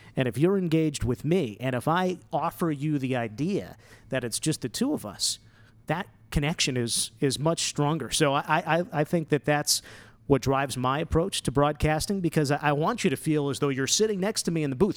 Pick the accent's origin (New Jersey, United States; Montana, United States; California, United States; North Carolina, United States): New Jersey, United States; moved away as an adult; now in Las Vegas, United States; growing up in North Jersey